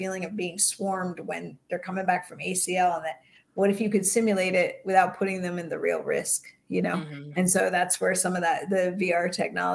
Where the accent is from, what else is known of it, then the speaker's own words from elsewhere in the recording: Bay Area, California, United States; I grew up in the Bay Area.